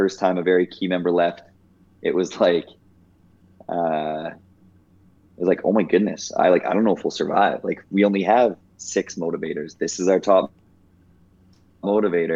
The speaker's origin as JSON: {"language": "English", "town": "Mossbank", "region": "Saskatchewan", "country": "Canada", "tie": "born or raised there", "also_born_or_lived": "Moose Jaw, Saskatchewan", "said": "my hometown of Mossbank, Saskatchewan, 120 people total in the high school"}